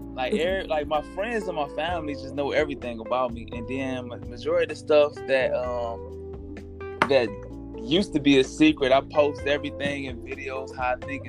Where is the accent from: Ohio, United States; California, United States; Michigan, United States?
Ohio, United States; Toledo; I'm from Toledo, Ohio.